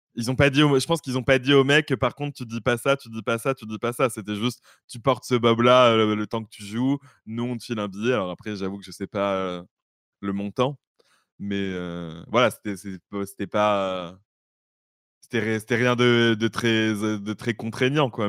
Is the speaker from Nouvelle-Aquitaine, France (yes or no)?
yes; Bordeaux, Nouvelle-Aquitaine, France; je suis de Bordeaux